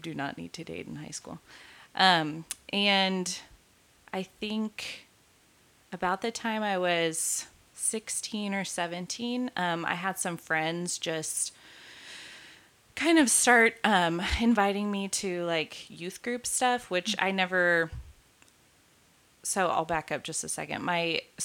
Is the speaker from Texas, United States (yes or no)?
yes; outside of San Antonio, Texas, United States; now in Dallas, United States; I am a Texan by birth and, grew up most of my life in Texas, moved around a little bit when I was younger, but for most of my life lived outside of San Antonio